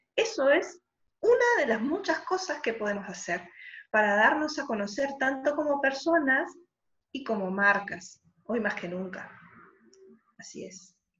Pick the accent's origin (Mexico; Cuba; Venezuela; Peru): Peru; Lima; moved away as an adult; now in Madrid, Spain; cuando voy para Lima voy a la casa de mis padres, que es donde siempre he vivido estando allá en La Molina